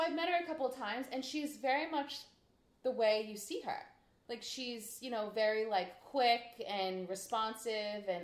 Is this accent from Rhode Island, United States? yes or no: yes; Rhode Island, United States; we're from Rhode Island, so we like to get the most for our money